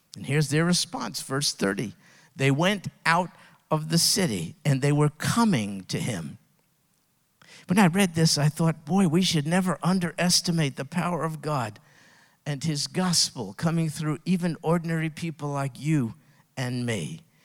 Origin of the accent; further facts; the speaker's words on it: United States; I was raised in America